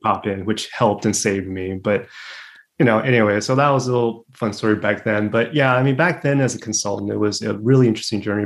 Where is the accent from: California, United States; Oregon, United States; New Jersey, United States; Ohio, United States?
California, United States; Los Angeles; first language English; also born or lived in Taiwan / Berkeley / New York; I was born in Taiwan. I came to the States when I was three, and I initially grew up in LA, in Los Angeles